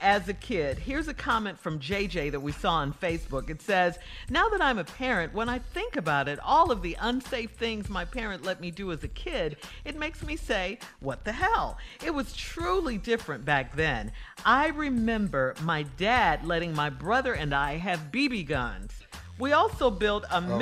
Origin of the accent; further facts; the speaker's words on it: Chicago, Illinois, United States; Growing up in Chicago